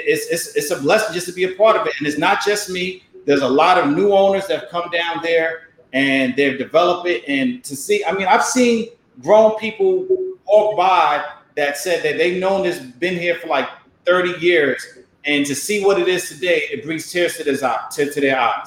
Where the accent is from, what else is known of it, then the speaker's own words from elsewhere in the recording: New York City, New York, United States; moved away as an adult; also born or lived in Hampton, Virginia; I'm from Harlem. So growing up in Harlem